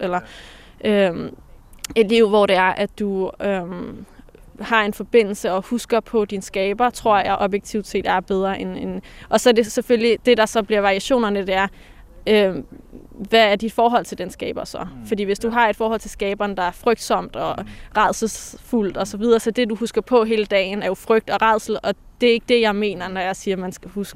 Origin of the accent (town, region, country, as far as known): Denmark; born or raised there